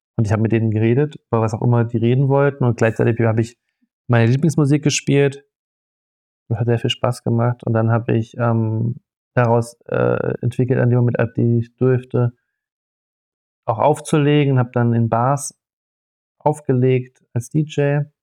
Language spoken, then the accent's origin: German; Freiburg, Baden-Württemberg, Germany; ich bin im Schwarzwald aufgewachsen, ähm, also in Freiburg